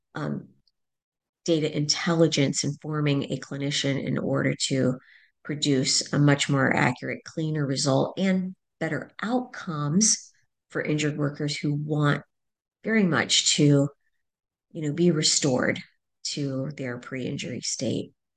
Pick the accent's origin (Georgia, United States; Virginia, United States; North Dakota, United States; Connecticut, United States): Virginia, United States; Fairfax; I'm originally from Virginia, uh, just outside the Beltway in Washington, D C, Fairfax